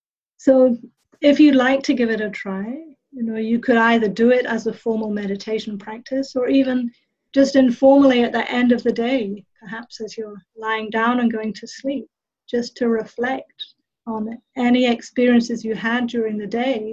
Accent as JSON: {"language": "English", "region": "England", "country": "United Kingdom", "tie": "born or raised there", "also_born_or_lived": "New Zealand", "said": "I grew up in England and in New Zealand."}